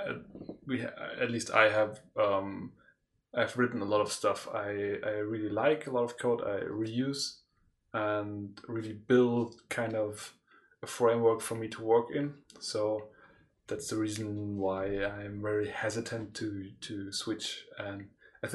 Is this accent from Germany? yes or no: yes; Konstanz, Baden-Württemberg, Germany; now in Leipzig, Germany; From Konstanz.